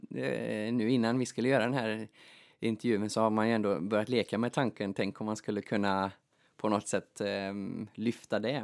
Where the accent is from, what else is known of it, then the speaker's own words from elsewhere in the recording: Kinnarp, Västra Götaland, Sweden; moved away as an adult; also born or lived in Gothenburg, Sweden; now in Åland, Finland; Jag är ju född och uppvuxen i eh, Kinnarp, mitt i Västergötland